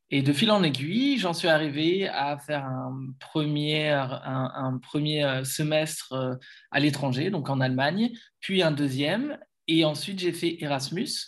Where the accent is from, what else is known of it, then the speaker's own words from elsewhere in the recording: Lille, Hauts-de-France, France; now in Germany; je suis Lillois et event manager.